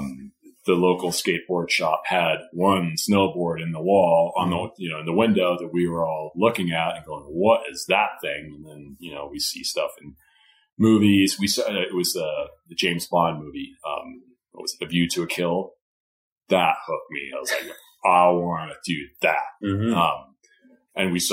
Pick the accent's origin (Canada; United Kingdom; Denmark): Denmark; moved away; I grew up in Denmark